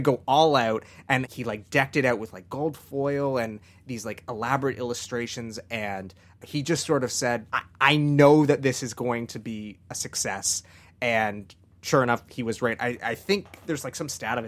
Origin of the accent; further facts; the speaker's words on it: Canada; growing up in Canada